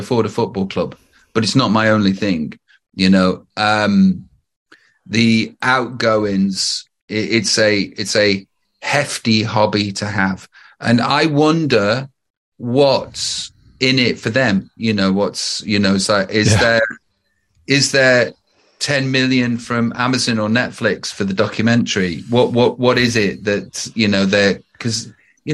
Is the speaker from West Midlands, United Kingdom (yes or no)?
yes; Stoke-on-Trent, West Midlands, United Kingdom; moved away; also born or lived in Los Angeles; I'm from Stoke-on-Trent